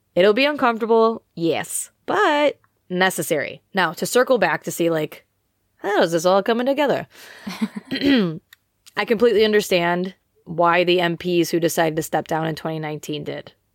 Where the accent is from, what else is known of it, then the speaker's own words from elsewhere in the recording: United States; now in United Kingdom; I am an American living in the U K